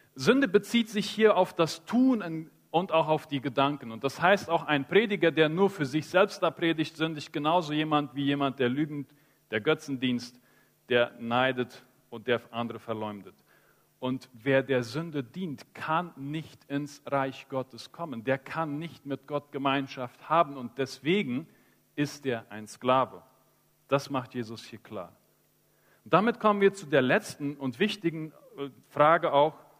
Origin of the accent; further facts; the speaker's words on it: Chaco, Paraguay; Ich bin im Chaco aufgewachsen, in einem christlichen Elternhaus